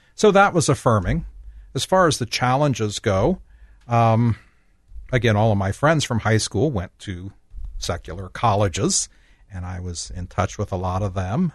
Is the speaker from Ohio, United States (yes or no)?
yes; Logan, Ohio, United States; now in Columbus, United States; I grew up in Logan, Ohio, southeastern Ohio.